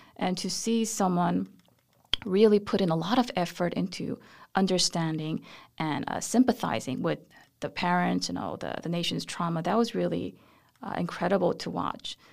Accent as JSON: {"language": "English", "country": "South Korea", "tie": "born or raised there", "moved": "as an adult", "lives_now": "United States", "said": "I was born in Korea, and then my family and I moved to the U S when I was two years old, and we came back when I was seven years old."}